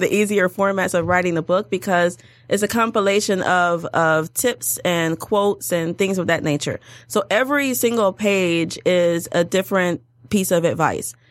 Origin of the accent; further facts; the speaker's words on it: Detroit, Michigan, United States; also born or lived in Washington, D.C.; I'm a, from Detroit, born and raised in Detroit